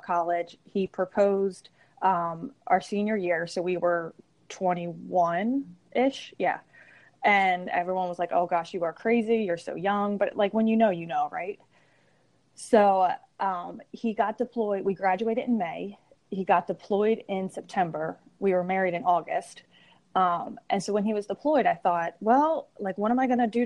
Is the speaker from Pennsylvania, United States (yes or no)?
yes; Langhorne, Pennsylvania, United States; I grew up in Bucks County. So Langhorne is actually where my parents still live.